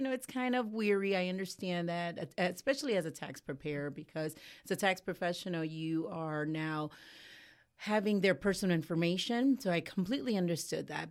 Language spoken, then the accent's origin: English; Cleveland, Ohio, United States; moved away as an adult; now in Ocala, United States; I come from Cleveland, Ohio